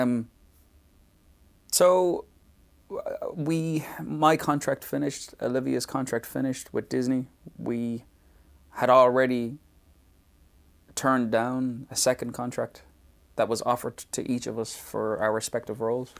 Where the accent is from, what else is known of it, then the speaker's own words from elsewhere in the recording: Dublin, Leinster, Ireland; moved away; the area in Dublin I was from.